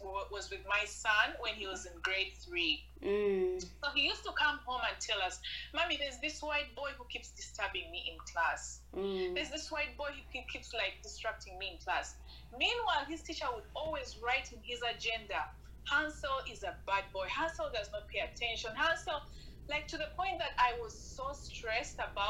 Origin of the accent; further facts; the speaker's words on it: Uganda; now in Canada; I'm proudly Ugandan.